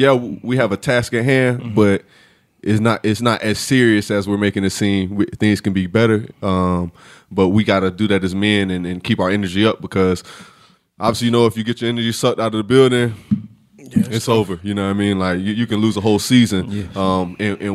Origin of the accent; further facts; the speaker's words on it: Fort Myers, Florida, United States; Fort Myers, Florida. Yeah, that's where I'm from.